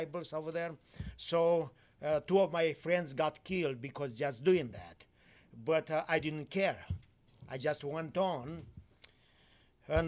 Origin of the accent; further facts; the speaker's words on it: Moldova, Moldavia, Romania; moved away as an adult; also born or lived in Timișoara, Romania / Austria; I was born in Romania, lived in Romania under the communist times